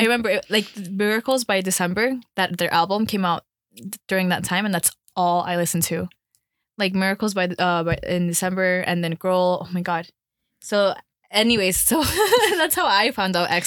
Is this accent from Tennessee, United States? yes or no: no; Miami, Florida, United States; moved away as an adult; also born or lived in Colombia; now in Chicago, United States; I'm actually from Colombia, but I moved to Miami when I was around, like, nine, eight, nine. Then I moved to Chicago to go to school